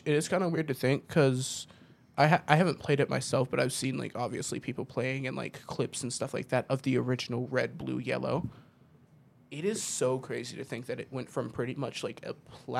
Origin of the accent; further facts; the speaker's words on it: Lansdale, Pennsylvania, United States; moved away; also born or lived in Kentucky; I used to live in Kentucky, but there's a suburb of Philadelphia called Lansdale, and that's where I was born.